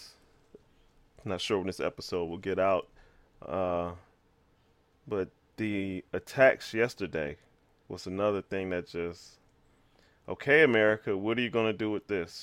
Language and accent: English; United States; I am African American